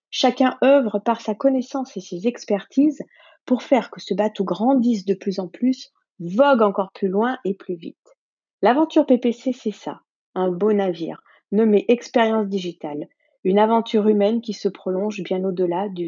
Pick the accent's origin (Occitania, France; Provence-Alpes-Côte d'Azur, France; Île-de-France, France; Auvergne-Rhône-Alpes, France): Auvergne-Rhône-Alpes, France; Lyon; Bonjour à tous